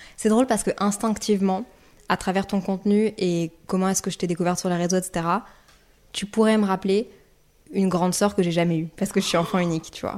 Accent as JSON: {"language": "French", "town": "Brussels", "region": "Brussels-Capital Region", "country": "Belgium", "also_born_or_lived": "Montreal, Canada", "moved": "as an adult", "said": "je viens de Bruxelles de base"}